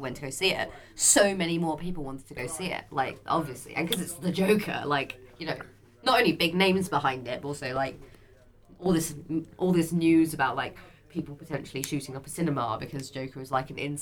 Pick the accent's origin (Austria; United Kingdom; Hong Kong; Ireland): United Kingdom; Barnes, London; when I was growing up in Barnes, we used to live in this kind of small flat